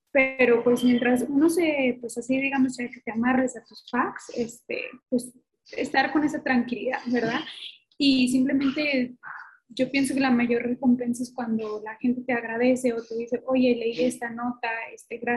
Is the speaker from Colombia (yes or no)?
no; northern Mexico, Mexico; soy mexicana, yo soy norteña y me gusta que la gente lo sepa.